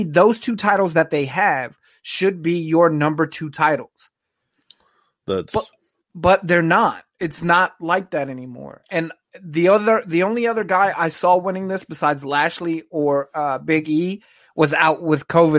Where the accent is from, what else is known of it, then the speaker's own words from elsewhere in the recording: Virginia, United States; now in Texas, United States; So I grew up in Virginia